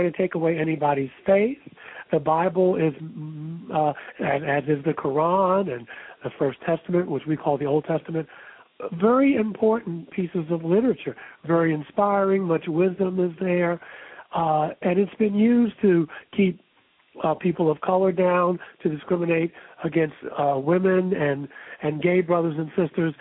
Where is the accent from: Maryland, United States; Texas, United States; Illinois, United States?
Maryland, United States; Baltimore; when I was growing up in Baltimore